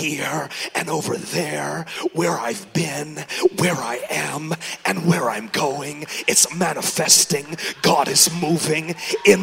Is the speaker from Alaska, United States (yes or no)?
no; Oakland, California, United States; now in Georgia, United States; I'm from Oakland, California